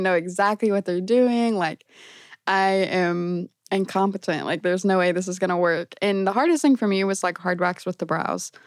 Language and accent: English; Brownsburg, Indiana, United States; I'm originally from Brownsburg